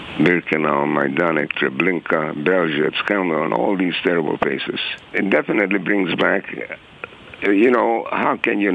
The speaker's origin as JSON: {"language": "English", "country": "Czechia", "tie": "born there", "said": "I was born in Czechoslovakia in a free democratic country, and I had a large extended family, both my paternal and maternal side."}